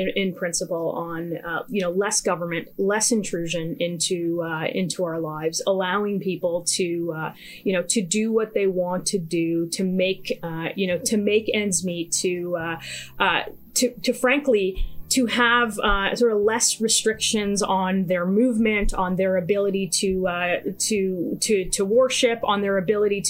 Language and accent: English; Thornhill, Ontario, Canada; I grew up here in Thornhill. I've lived here for most of my life.